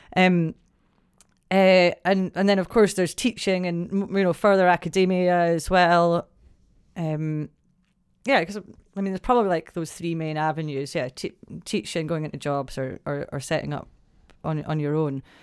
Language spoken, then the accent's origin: English; Broughty Ferry, Scotland, United Kingdom; also born or lived in Dundee; I was born and brought up in Brotty Ferry